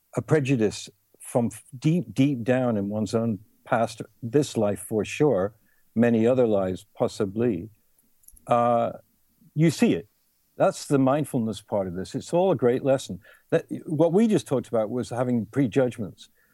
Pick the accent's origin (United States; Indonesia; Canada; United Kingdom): United Kingdom; England; I was born in England